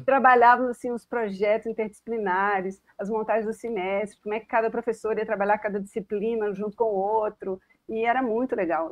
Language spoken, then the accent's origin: Portuguese; Belo Horizonte, Minas Gerais, Brazil; moved away as an adult; also born or lived in Canada / United States; now in Itaúna, Brazil; eu tinha sete anos de idade, eu fui criada em Belo Horizonte.